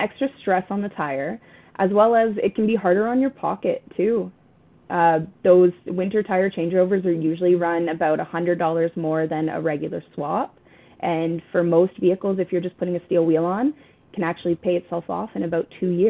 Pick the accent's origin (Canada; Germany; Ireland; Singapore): Canada; And we've used this analogy before because we're Canadian.